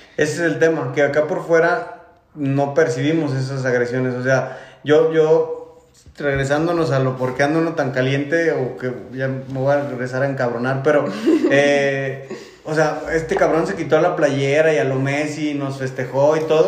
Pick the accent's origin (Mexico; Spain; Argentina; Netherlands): Mexico; como mexicano